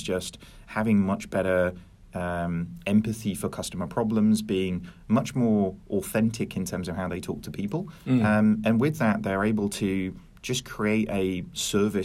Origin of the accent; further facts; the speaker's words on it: Norwich, East of England, United Kingdom; I'm not originally from Norwich. I moved there when I was 5.